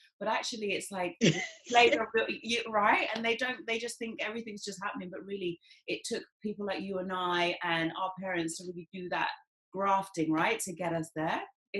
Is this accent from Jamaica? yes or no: yes; Jamaica; And we know, because we're Jamaican